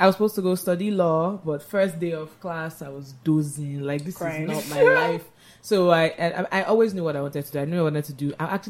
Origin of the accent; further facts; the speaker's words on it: Lagos, Nigeria; also born or lived in Rochester, Michigan, United States; born and bred in Lagos, went to various schools, Pampas, Navy, QC.